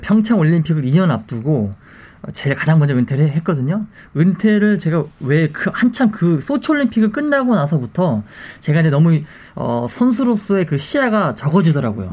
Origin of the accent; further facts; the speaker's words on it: Muju, North Jeolla, South Korea; 당시 저희는 다 무주 출신들이었고요